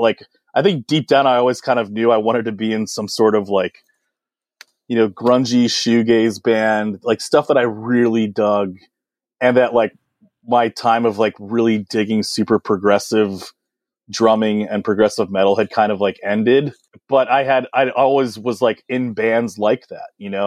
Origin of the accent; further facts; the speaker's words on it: Washington, District of Columbia, United States; I grew up in Washington, D C. I was, I was born in D C proper, which is pretty rare.